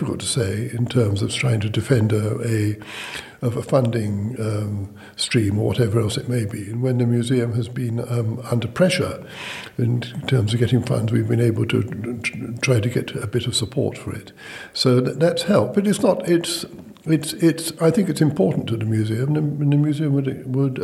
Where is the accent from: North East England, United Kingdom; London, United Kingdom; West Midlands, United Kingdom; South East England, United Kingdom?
London, United Kingdom; moved away as an adult; now in Shrewsbury, United Kingdom; I come from London